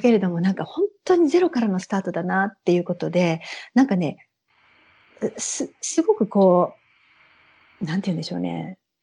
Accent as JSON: {"language": "Japanese", "town": "Ogawa", "region": "Saitama", "country": "Japan", "tie": "born or raised there", "moved": "yes", "lives_now": "Sweden", "said": "出身地は埼玉なんですけど、埼玉で、えっ、ー、と、県北で、小川町っていうところがあるんですね。"}